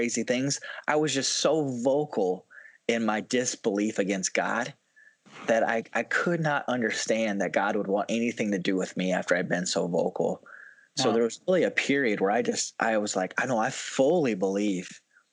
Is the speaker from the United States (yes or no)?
yes; South Dakota, United States; I'm originally born and raised in South Dakota, grew up in the church